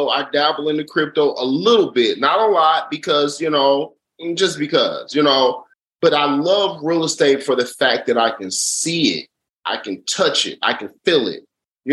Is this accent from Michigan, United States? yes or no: yes; Detroit, Michigan, United States; I'm from Schoolcraft for Evergreen Brightmore